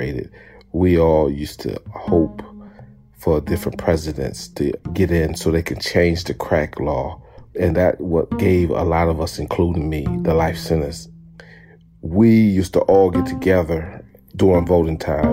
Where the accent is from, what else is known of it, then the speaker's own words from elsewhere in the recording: Syracuse, New York, United States; I'm from Syracuse, New York